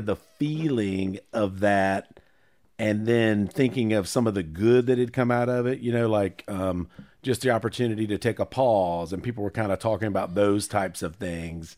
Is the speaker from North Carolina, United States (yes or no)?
yes; Charlotte, North Carolina, United States; I was born in Presbyterian Hospital on Seventh Street in downtown Charlotte